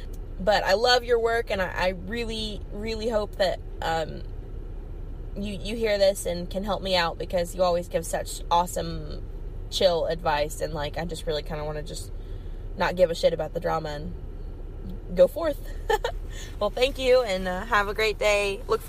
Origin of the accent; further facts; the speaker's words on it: Kentucky, United States; I'm from Kentucky in the United States of America.